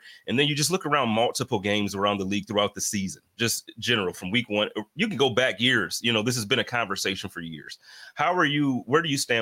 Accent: Buffalo, New York, United States; my hometown team

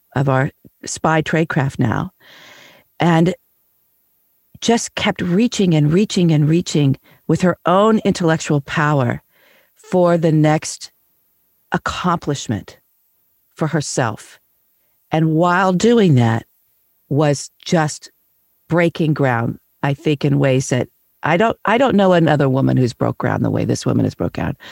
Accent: Kansas City, United States; moved away; I was back where I grew up in Kansas City

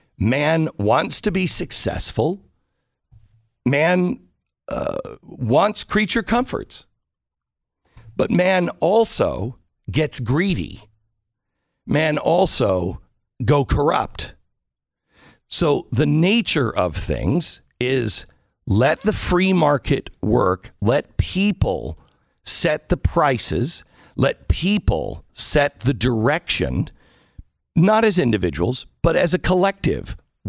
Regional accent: Pacific Northwest, United States; I grew up in the Pacific Northwest, so I'm used to that kind of weather and everything else.

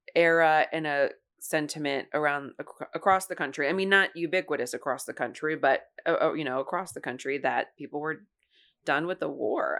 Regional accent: Ohio, United States; I grew up in Ohio

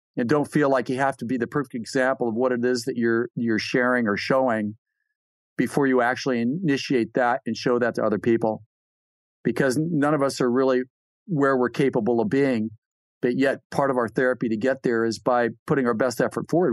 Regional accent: California, United States; I'm from California

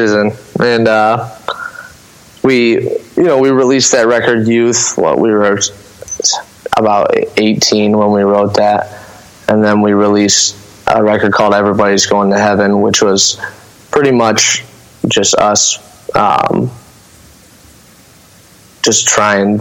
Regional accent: Lambertville, Michigan, United States; now in Toledo, United States; I was born in Toledo and raised in Lambertville, Michigan

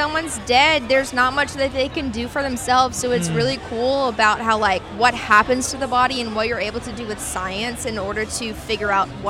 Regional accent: Texas, United States

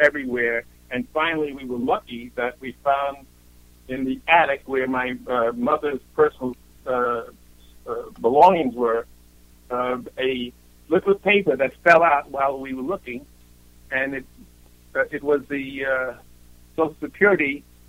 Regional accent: Bronx, New York, United States; also born or lived in Europe; For me, it was growing up in Europe for the years that I was there, and what a wonderful experience it was to get out of the Bronx and then to thrive based on that when I came back to the United States.

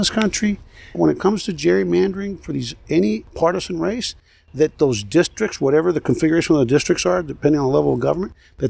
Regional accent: Los Angeles, California, United States; I'm from Los Angeles.

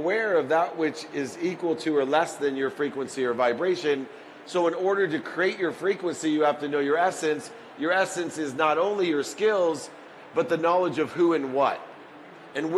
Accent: Akron, Ohio, United States; I was born in Akron, Ohio, in the projects

